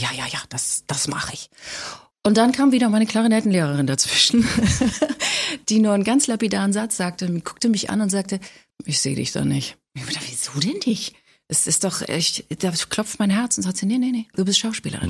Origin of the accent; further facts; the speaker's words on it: Hamburg, Germany; moved away as an adult; also born or lived in Ulm; now in Berlin, Germany; Also ich bin in Hamburg groß geworden.